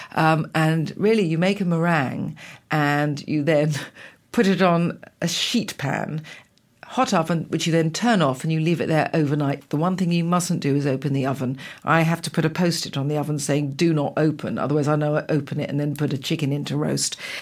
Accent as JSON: {"language": "English", "region": "England", "country": "United Kingdom", "also_born_or_lived": "Italy", "said": "I'm an English cook"}